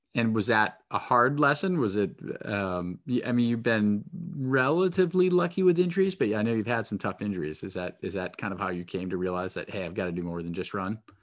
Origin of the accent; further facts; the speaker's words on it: New Hampshire, United States; moved away; I grew up in New Hampshire, and then when I went away to school, people would tease me so much for my accent.